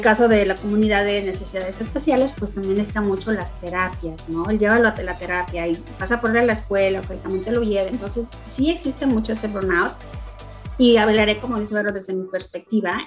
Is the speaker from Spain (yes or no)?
no; Mexico; moved away as an adult; also born or lived in Tennessee, United States; now in Dallas, United States; Yo soy mexicana, vivo en Estados Unidos desde hace 14 años.